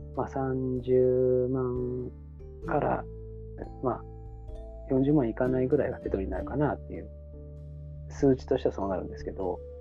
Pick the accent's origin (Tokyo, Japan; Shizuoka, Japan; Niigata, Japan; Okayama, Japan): Shizuoka, Japan; Hamamatsu; 自分はなんか西部、浜松市出身なので